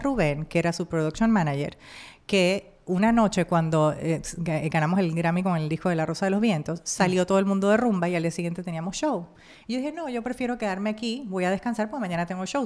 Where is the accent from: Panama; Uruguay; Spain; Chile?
Panama; moved away as an adult; now in Miami, United States; en mi país, Panamá